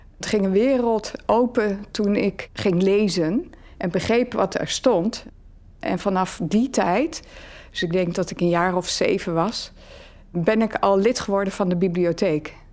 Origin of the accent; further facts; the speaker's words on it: Netherlands; also born or lived in Leiden, Netherlands; now in Halle, Belgium; Ik ben uiteraard van Nederland